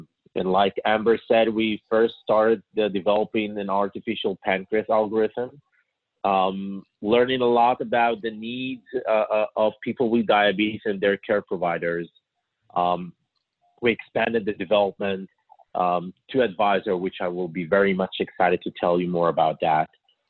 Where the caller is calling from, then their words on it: Israel; I'm calling from Israel.